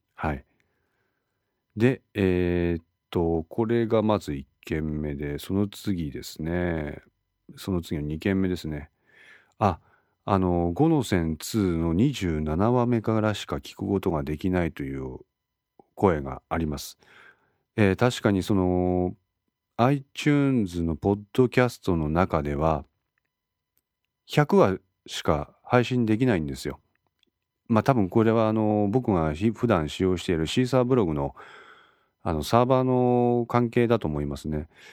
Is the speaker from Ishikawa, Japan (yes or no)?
yes; Ishikawa, Japan; 私は石川県に在住しております。生まれも育ちも石川県でございます。